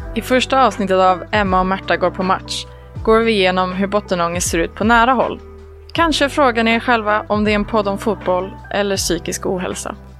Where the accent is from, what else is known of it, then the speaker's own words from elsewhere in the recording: a community outside Trollhättan, Västra Götaland, Sweden; Jag kommer från eh, ett eh, samhälle utanför Trollhättan. Jag hoppas inte att det hörs att jag är från Slätta.